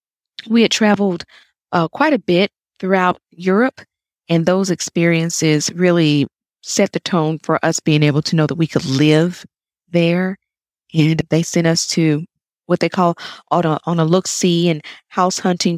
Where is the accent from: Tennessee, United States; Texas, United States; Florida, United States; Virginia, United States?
Tennessee, United States; Chattanooga; moved away as an adult; also born or lived in London, United Kingdom / Indiana, United States; now in Taiwan; I grew up in Chattanooga, Tennessee. It's where I'm originally from